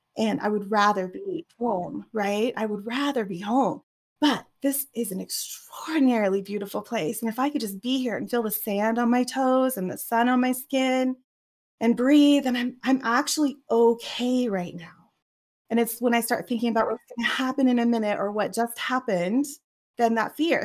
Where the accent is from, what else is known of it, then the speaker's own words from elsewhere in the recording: Oregon, United States; I grew up in Oregon